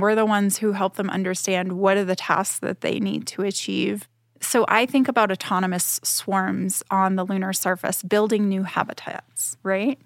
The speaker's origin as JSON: {"language": "English", "town": "Boston", "region": "Massachusetts", "country": "United States", "tie": "born or raised there", "said": "I'm from Boston, Massachusetts. I always think about, \"Wow, it was so great to grow up very close to the ocean"}